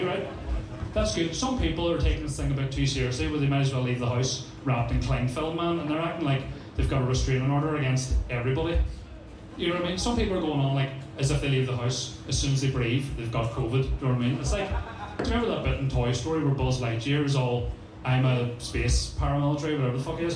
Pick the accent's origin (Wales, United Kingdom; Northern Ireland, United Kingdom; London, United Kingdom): Northern Ireland, United Kingdom; Strabane; I know that doesn't really come across in this fucking accent of mine. I'm from Strabane, so this is what I sound like